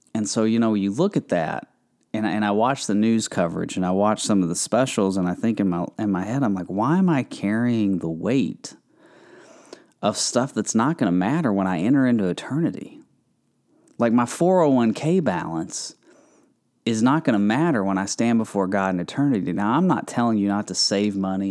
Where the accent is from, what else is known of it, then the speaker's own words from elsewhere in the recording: Kentucky, United States; I'm from Kentucky. We have a lot of farm country around there